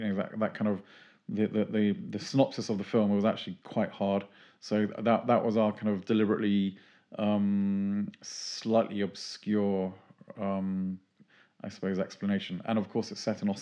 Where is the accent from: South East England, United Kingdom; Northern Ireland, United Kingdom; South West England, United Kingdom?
South East England, United Kingdom; Tunbridge Wells; I'm from Tunbridge Wells, rural Tunbridge Wells originally